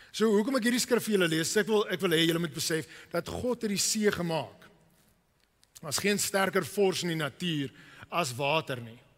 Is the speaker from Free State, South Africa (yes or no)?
no; Cape Town, Western Cape, South Africa; Ek het groot geword in die Kaap en ek is hier sit op die rots